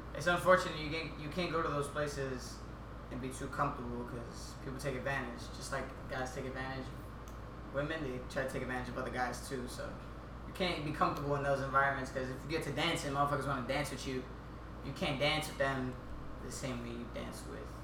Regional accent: New York City, New York, United States; I'm from Harlem

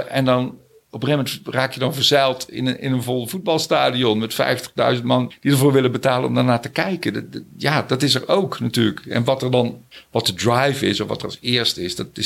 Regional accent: Zijtaart, North Brabant, Netherlands; also born or lived in Scheest / Veghel / Germany; Ik ben geboren in Scheest. En toen zijn wij verhuisd naar Veghel, omdat mijn vader ging werken bij de Mars chocoladefabriek. En toen weer naar een kleiner dorpje nog, Zijtaart. En toen gingen we in Duitsland wonen. En toen weer terug naar Zijtaart.

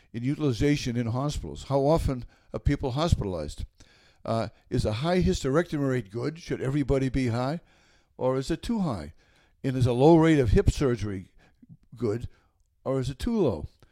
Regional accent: Norwood, Massachusetts, United States; also born or lived in Westwood; I loved growing up in Norwood

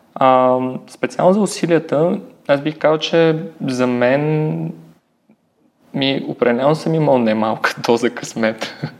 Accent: Varna, Varna Province, Bulgaria; also born or lived in Sofia / Germany; аз съм от Варна

